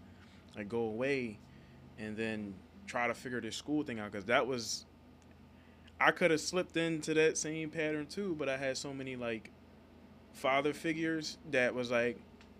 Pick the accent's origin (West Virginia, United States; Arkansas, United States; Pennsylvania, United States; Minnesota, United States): Pennsylvania, United States; Philadelphia; growing up in Philly